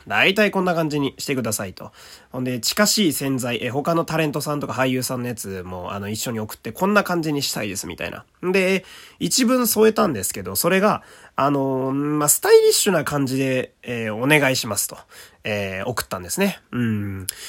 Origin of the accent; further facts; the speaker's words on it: Fukui, Japan; 私はあの、福井県という土田舎の、えー、出身